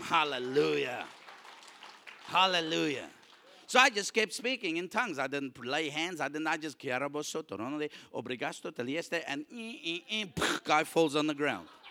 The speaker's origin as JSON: {"language": "English", "country": "South Africa", "said": "I'm a South African with a South African passport"}